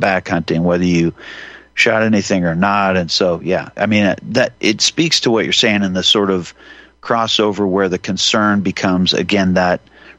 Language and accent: English; Montana, United States; I live in Montana, and, you know, in the western Montana area, I mean, I was born in Montana, and growing up, you know, hunting was just a normal thing.